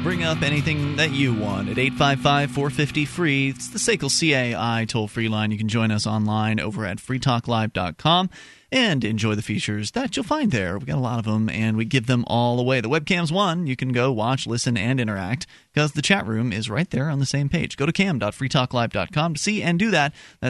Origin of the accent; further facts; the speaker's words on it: Florida, United States; Because I know what it's like. I come from Florida